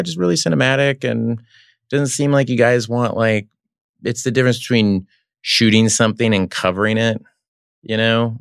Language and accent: English; Oklahoma, United States; moved away; also born or lived in Los Angeles; growing up in Oklahoma